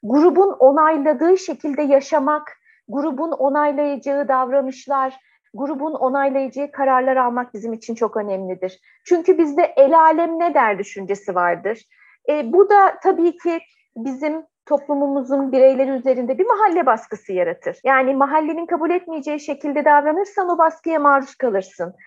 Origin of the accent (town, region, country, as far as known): Turkey